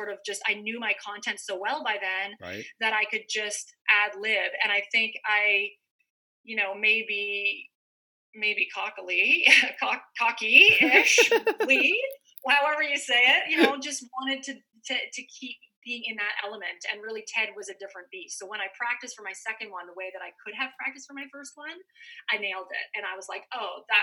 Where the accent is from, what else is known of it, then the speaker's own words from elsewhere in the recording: Canada; moved away as an adult; now in California, United States; I'm a Canadian girl, grew up in the snow